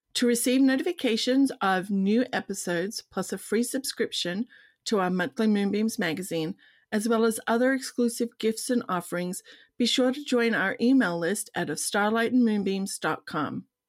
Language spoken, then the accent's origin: English; Australia; as an Australian